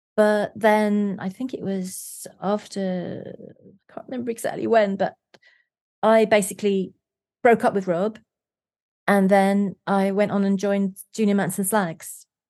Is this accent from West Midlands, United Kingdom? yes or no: no; London, United Kingdom; I was born in South London